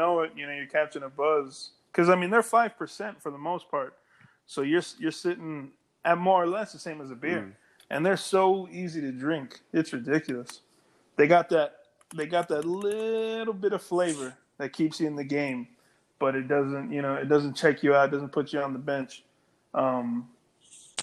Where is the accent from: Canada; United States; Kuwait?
United States; Clint, Texas; I'm from Clint, Texas